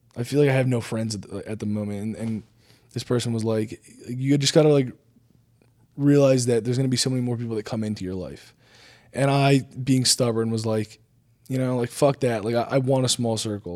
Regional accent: New Jersey, United States; I'm from New Jersey

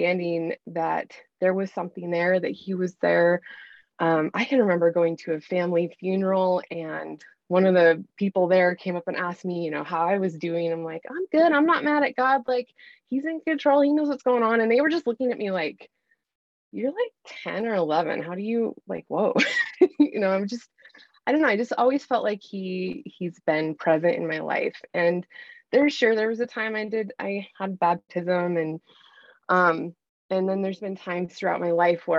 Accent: Bozeman, Montana, United States; I've born and raised in Montana. I've lived in Bozeman most of my life

